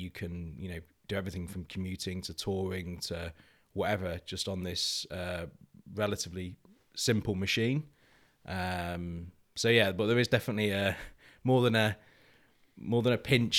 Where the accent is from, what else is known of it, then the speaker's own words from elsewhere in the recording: East Midlands, United Kingdom; And I grew up in Lincolnshire Wilds, as a working landscape.